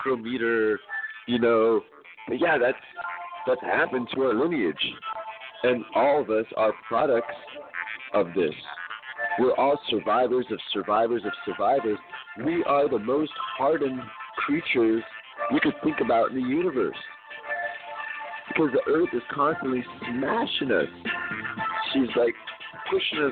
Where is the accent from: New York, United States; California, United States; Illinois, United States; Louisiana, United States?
California, United States; Santa Cruz; I'm straight up from Santa Cruz